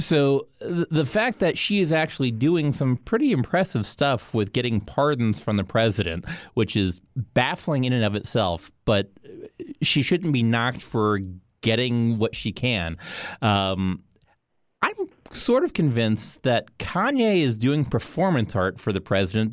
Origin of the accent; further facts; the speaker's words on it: Miami, Florida, United States; I grew up in Miami.